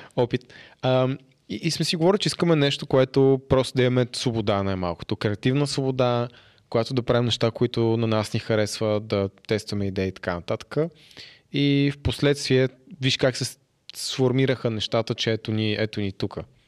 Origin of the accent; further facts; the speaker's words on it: Haskovo, Haskovo Province, Bulgaria; не съм от София, аз съм от Хасково